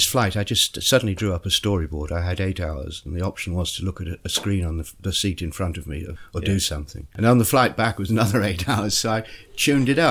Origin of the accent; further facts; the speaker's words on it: Bournemouth, South West England, United Kingdom; also born or lived in Yorkshire / London; So Bournemouth's the nearest thing I have to a hometown